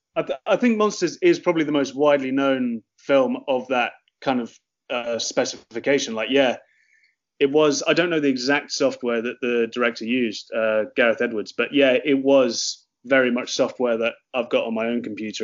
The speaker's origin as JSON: {"language": "English", "town": "Oxford", "region": "South East England", "country": "United Kingdom", "moved": "as an adult", "lives_now": "Cork, Ireland", "said": "I'm from Oxford in the UK, and um, me and my partner um, moved to Cork because she got a job at UCC"}